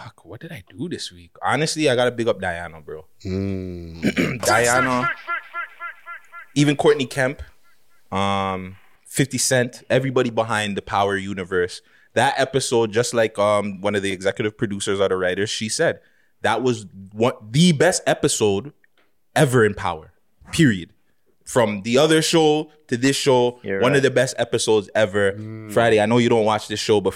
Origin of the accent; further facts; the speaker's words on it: Jamaica; I'm Jamaican.